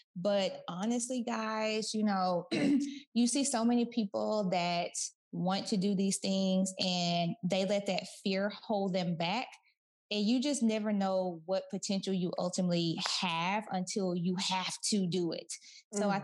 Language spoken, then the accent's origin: English; Kaufman, Texas, United States; moved away as an adult; also born or lived in Orange County, California; I'm from Kaufman, Texas